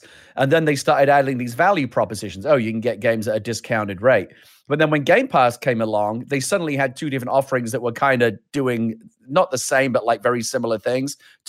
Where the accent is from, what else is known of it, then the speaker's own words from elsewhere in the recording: United Kingdom; I'm British